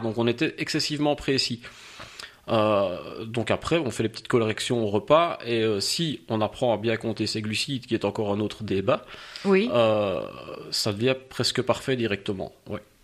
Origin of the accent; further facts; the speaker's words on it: Liège, Wallonia, Belgium; je suis liégeois de quarante-deux ans